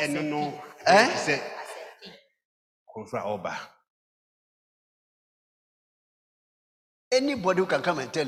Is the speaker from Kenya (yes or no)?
no; Koforidua, Eastern Region, Ghana; also born or lived in Kumasi; I was born in Koforidua